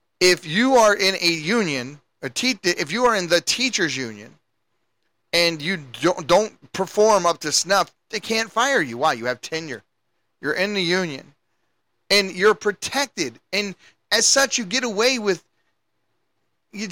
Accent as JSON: {"language": "English", "town": "Baltimore", "region": "Maryland", "country": "United States", "moved": "yes", "said": "I'm from Baltimore, and you can go back to my neighborhood today"}